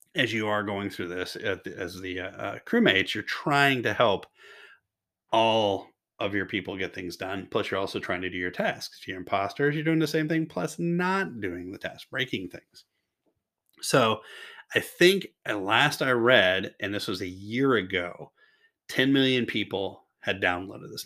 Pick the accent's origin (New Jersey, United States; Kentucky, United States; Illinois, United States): Kentucky, United States; now in Washington State, United States; I'm originally from Kentucky.